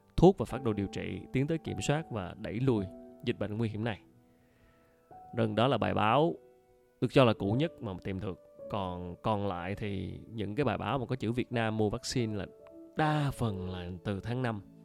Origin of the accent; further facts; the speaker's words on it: Ho Chi Minh City, Vietnam; mình là người dân thành phố Hồ Chí Minh